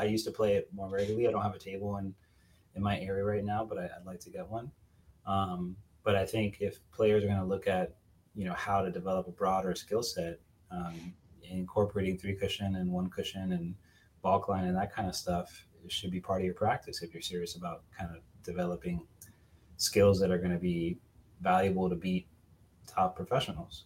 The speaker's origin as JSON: {"language": "English", "town": "Miami", "region": "Florida", "country": "United States", "tie": "born or raised there", "said": "I'm from Miami originally"}